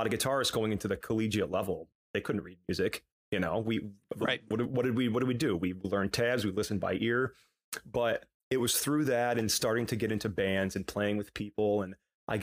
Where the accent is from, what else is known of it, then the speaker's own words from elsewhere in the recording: Whitesboro, New York, United States; now in Long Island, United States; I grew up in Utica, New York. Well, Whitesboro, which is a small town outside of Utica